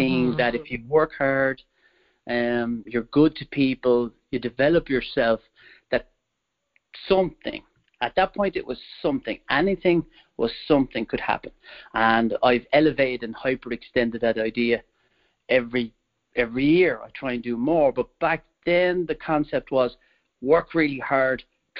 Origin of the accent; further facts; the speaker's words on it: Wicklow, Leinster, Ireland; I'm originally from Ireland, and I was born there in 1973. And my mom was from the capital, Dublin, and my dad was from what you could call the countryside, where I grew up, a place called Wicklow